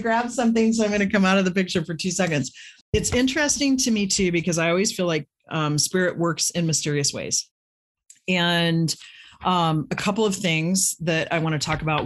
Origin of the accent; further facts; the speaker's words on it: Midwest, United States; I grew up in the Midwest